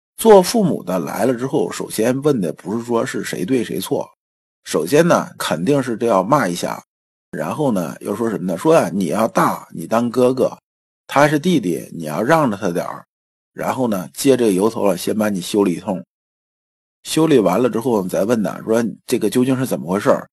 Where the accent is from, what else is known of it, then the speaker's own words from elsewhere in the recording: China; 我们中国人的文化一直讲，一阴一阳之为道